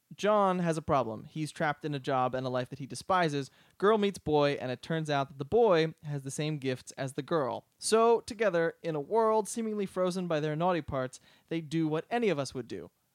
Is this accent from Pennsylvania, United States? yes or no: yes; outside of Philadelphia, Pennsylvania, United States; moved away; also born or lived in Boston; growing up outside of Philadelphia